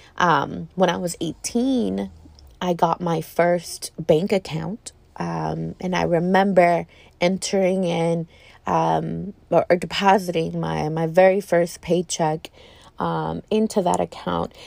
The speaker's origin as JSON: {"language": "English", "region": "Texas", "country": "United States", "said": "As a female, as a Texan"}